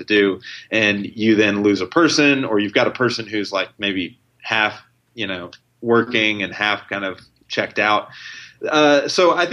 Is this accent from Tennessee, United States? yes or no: yes; Tennessee, United States; now in Chicago, United States; I'm from Tennessee and I'm in Chicago now